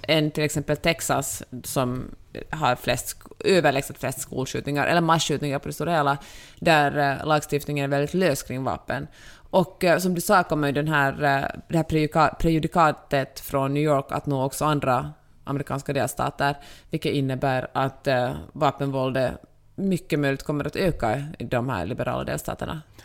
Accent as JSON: {"language": "Swedish", "country": "Finland", "moved": "yes", "lives_now": "Los Angeles, United States", "said": "jag är så mycket finländare"}